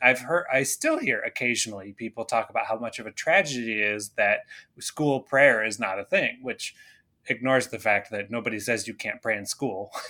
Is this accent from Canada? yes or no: yes; Canada; I grew up in Canada